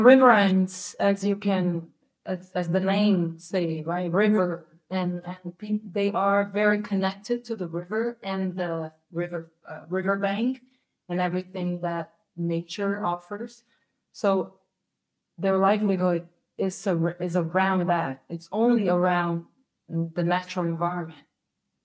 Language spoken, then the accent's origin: English; Rio de Janeiro, Brazil; I'm from Rio